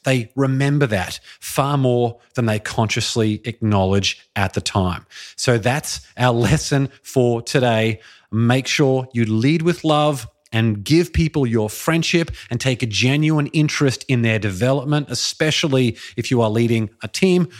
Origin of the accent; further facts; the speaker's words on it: Brisbane, Queensland, Australia; moved away as an adult; Brisbane, Australia, which is my hometown where I grew up and lived for the first twenty-eight years of my life